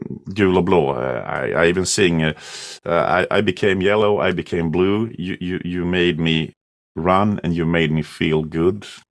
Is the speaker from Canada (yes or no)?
no; Sweden; English is a second language; also born or lived in Croatia; I came to Sweden when I was 2 years old, and I learned to speak Swedish when I was about seven or eight years old.